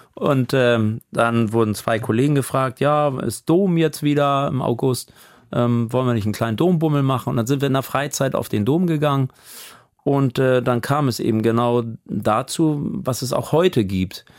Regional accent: Hamburg, Germany; moved away as an adult; also born or lived in Sülldorf, Blankenese, Hamburg; now in Amelinghausen, Germany; ich halte mich für einen Hamburger

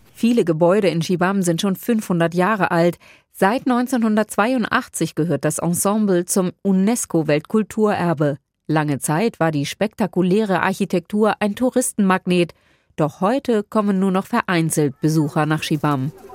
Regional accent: Germany; bei uns in Deutschland

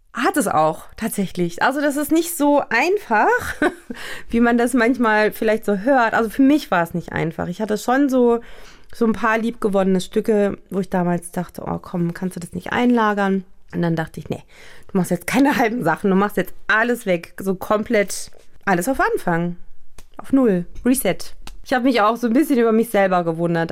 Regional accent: Germany; ich bin in Deutschland geboren, zwar auch türkisch, aber schon auch sehr europäisch westlich eingestellt

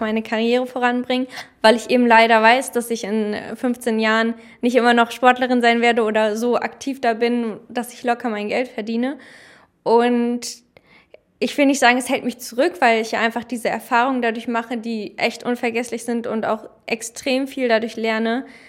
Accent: Germany; als Deutsche

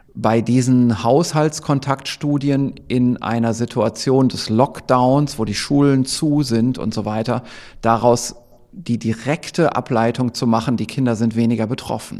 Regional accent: Northern Germany, Germany; accent: Low German (Plattdeutsch); Ich spreche ja Plattdeutsch

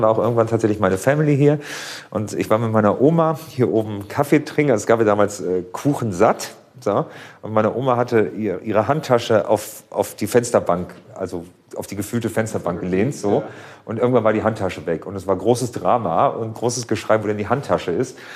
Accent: Hamburg, Germany; Ich bin Horner, also ich komme ja hier nicht aus Billstedt, sondern aus dem Nachbarstadtteil.

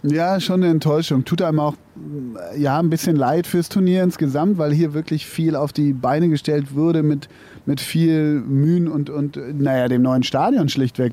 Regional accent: Münster, North Rhine-Westphalia, Germany; in Münster, in meiner Heimatstadt

